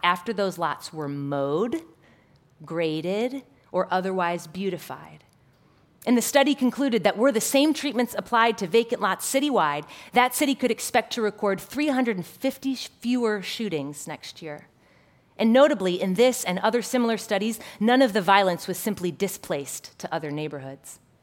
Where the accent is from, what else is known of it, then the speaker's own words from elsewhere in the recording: Chicago, Illinois, United States; My hometown, Chicago